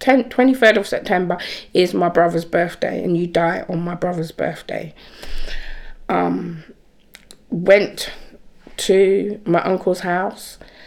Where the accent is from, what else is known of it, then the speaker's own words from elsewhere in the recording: England, United Kingdom; I explained to them that I'm here, I'm from England.